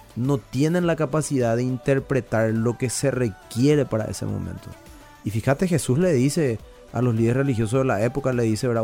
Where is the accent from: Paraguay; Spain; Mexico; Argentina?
Paraguay; la idiosincrasia nuestra como paraguayo